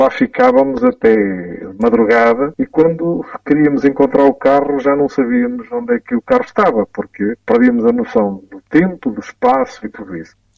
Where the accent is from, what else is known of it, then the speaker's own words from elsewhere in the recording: Centro, Portugal; also born or lived in Viseu / Coimbra; aqui na minha aldeia